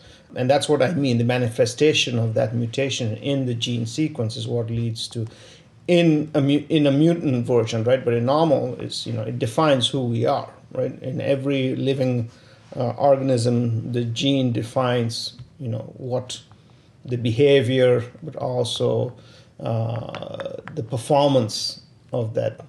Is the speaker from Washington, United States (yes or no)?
no; Pittsburgh, Pennsylvania, United States; So if someone's asked me where you're from, I say I'm from Pittsburgh, Pennsylvania.